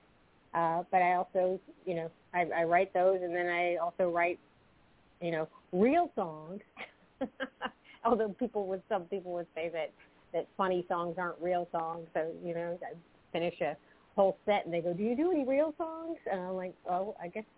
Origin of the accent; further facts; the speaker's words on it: Clemson, South Carolina, United States; now in New Jersey, United States; from South Carolina, and now I live in New Jersey.